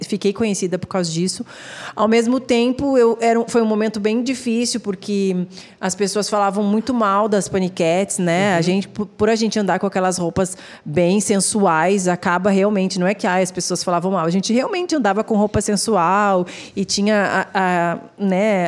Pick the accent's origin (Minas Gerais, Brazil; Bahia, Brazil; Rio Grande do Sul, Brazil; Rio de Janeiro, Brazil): Rio Grande do Sul, Brazil; Porto Alegre; moved away as an adult; now in São Paulo, Brazil; eu sou gaúcha, né? Então eu vivi até os meus 26 anos em Porto Alegre